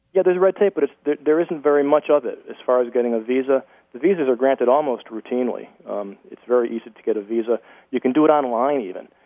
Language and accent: English; United States; I'm an American. My grandparents, as I mentioned earlier uh, in the broadcast, my grandparents were refugees